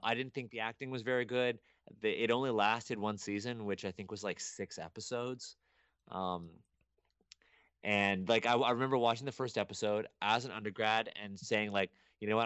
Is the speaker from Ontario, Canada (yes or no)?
yes; Toronto, Ontario, Canada; I was born in Toronto, and I was raised in Toronto